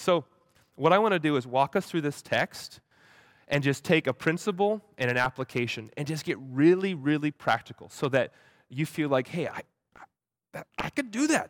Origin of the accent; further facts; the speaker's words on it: Hawaii, United States; moved away; I grew up in Hawaii